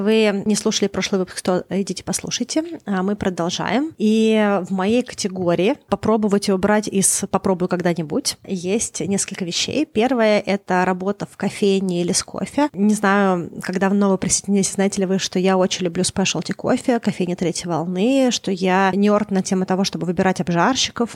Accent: Moscow, Russia; now in Vancouver, Canada; Я выросла в Москве

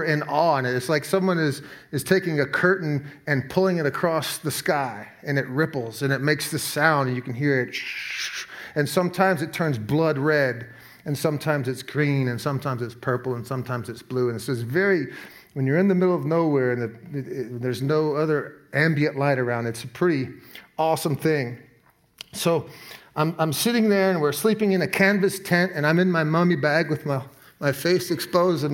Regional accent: Alaska, United States; moved away; I grew up in Alaska

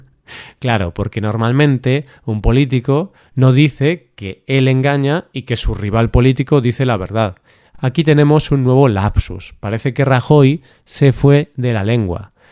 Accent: Spain; los españoles somos muy españoles

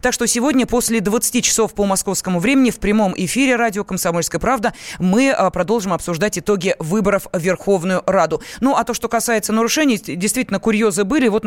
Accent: Moscow, Russia; born there; Я родилась в Москве.

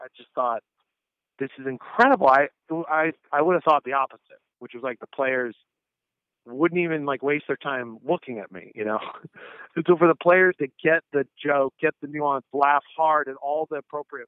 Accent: Northern California, United States; also born or lived in Syracuse; I grew up in Northern California

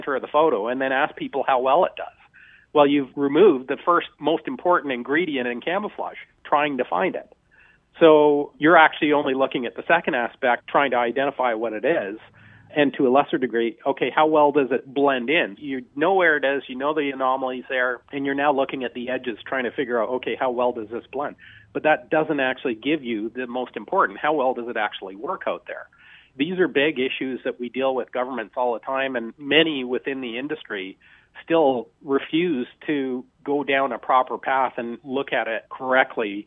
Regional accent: Canada; I'm quite happy being a Canadian

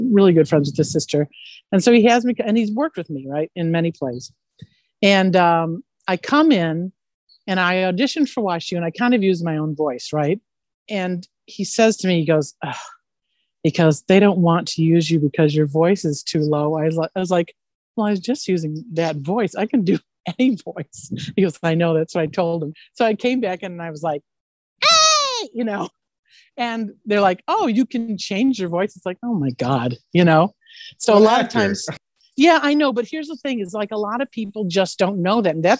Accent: Illinois, United States; moved away as an adult; also born or lived in Santa Maria, California; I'm from Illinois and I was trained in theater

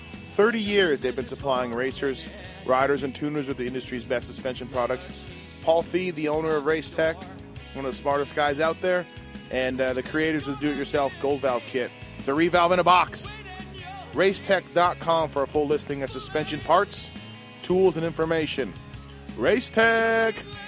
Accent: Canada; now in United States; I'm Canadian, so I'm not fully American

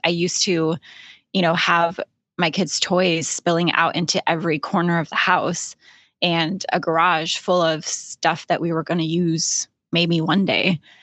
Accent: Alaska, United States; moved away as an adult; also born or lived in Florida / Idaho / California; I was born and raised in Alaska

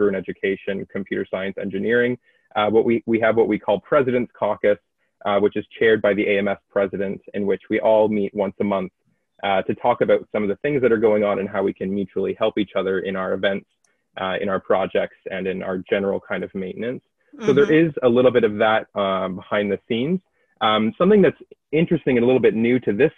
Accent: New Hamburg, Ontario, Canada; now in Kingston, Canada; I come from New Hamburg, Ontario, which is near Kitchener-Waterloo area

